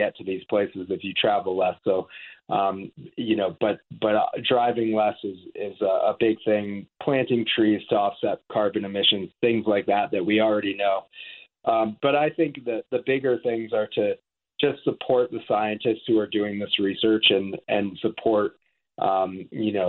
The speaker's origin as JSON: {"language": "English", "region": "Vermont", "country": "United States", "tie": "born or raised there", "also_born_or_lived": "the West (US)", "moved": "as an adult", "said": "I grew up on the East Coast. I grew up in Vermont"}